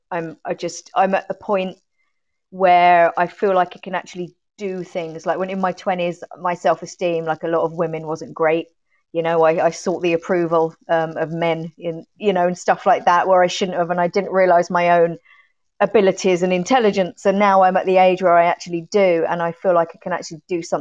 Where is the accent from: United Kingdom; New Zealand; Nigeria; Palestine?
United Kingdom; Sutton, London; now in Ireland; Sutton in Surrey.